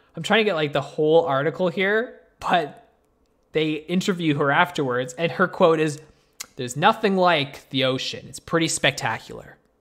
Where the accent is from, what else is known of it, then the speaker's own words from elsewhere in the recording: Canada; me and Tristan, we are Canadian